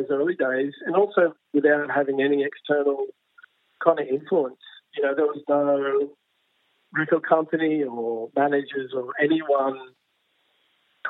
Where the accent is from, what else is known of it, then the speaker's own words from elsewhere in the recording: Newcastle, New South Wales, Australia; growing up in Newcastle